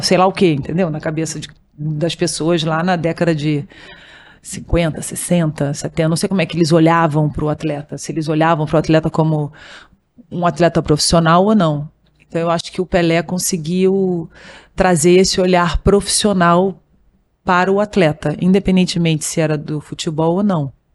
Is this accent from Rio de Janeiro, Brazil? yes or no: yes; Rio de Janeiro, Brazil; eu sou do Rio de Janeiro, que é no Brasil